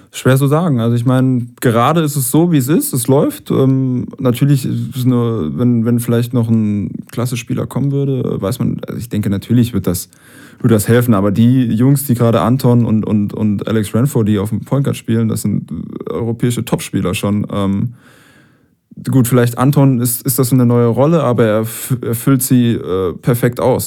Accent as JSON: {"language": "German", "town": "Heidelberg", "region": "Baden-Württemberg", "country": "Germany", "said": "wir sind beide Heidelberger"}